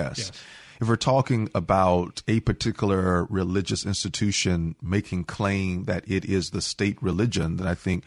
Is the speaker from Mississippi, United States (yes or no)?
yes; Hazlehurst, Mississippi, United States; also born or lived in Oxford, Mississippi; I'm from a railroad town called Hazelhurst, which is about 40 miles south of Jackson